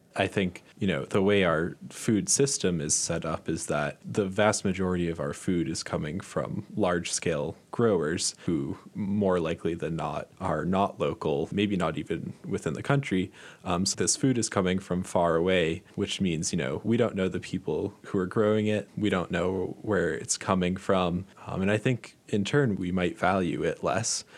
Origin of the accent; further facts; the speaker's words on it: Massachusetts, United States; moved away; I'm from Massachusetts, and there's even one right near where I grew up